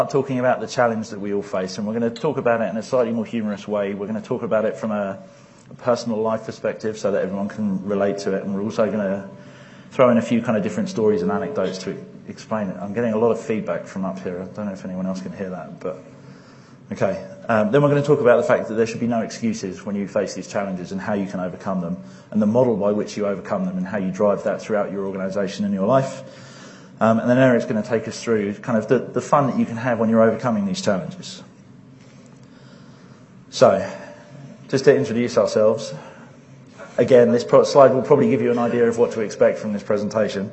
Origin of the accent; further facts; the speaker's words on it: England, United Kingdom; I'm English